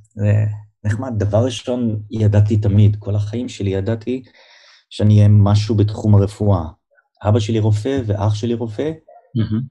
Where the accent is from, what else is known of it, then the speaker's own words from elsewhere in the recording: Givatayim, Tel Aviv District, Israel; also born or lived in Kiryat Ono; נולדתי אה, בארץ, אני גדלתי בגבעתיים ובקריית אונו